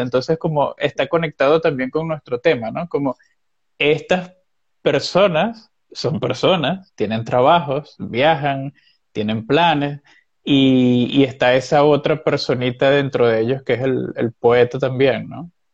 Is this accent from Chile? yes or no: no; Venezuela; Como venezolano que soy